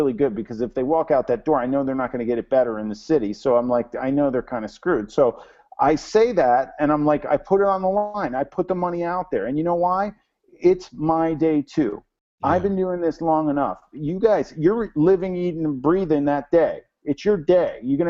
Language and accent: English; New Jersey, United States; now in Los Angeles, United States; I am from Jersey. And I was like, I want to go sail with the best guy. I'm going to go to Long Beach. And I moved to L.A. and I sailed in Long Beach